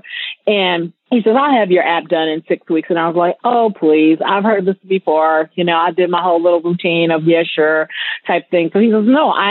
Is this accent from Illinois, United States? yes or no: yes; Chicago, Illinois, United States; moved away as an adult; now in Las Vegas, United States; I'm originally from Chicago. I just relocated to Vegas a year and a half ago.